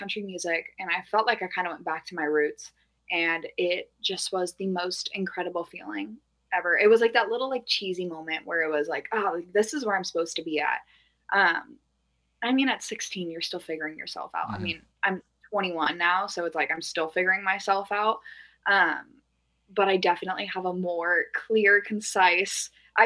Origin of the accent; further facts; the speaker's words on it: Norco, California, United States; I'm from Norco, California, which is like horse town USA